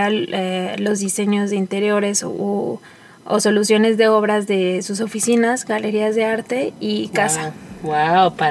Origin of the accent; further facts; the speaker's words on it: Mexico City, Mexico; moved away as an adult; now in León, Mexico; soy de la Ciudad de México. Eh, recién me vine a vivir a León hace dos años